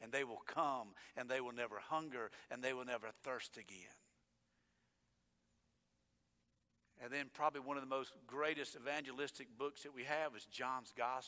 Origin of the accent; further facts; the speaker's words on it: United States; I was born in America